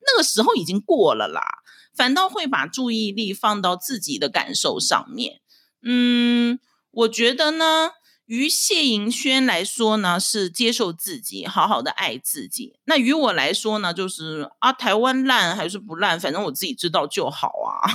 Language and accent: Chinese; Dalian, Liaoning, China; moved away as an adult; now in Taiwan; 我是出生在中国大连的台湾新住民，呃，现在是我住在台湾的第七年，我是精神台湾人